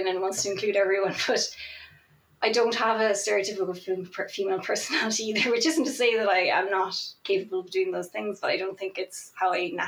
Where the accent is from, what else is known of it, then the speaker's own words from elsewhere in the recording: Ireland; I'm also Irish, and I'm also not from a city. I grew up in a very small country town